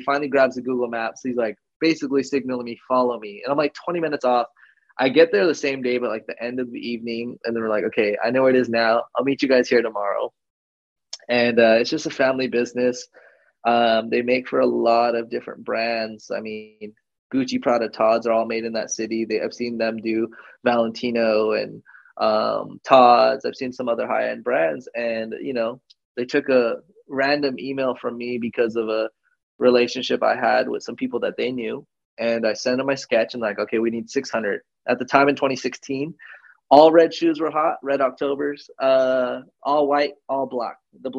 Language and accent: English; California, United States; I'm not used to public transportation at all.